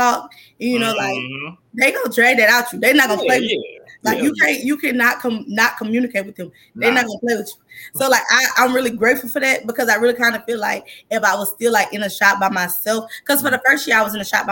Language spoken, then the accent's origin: English; Campti, Louisiana, United States; I'm from Campy.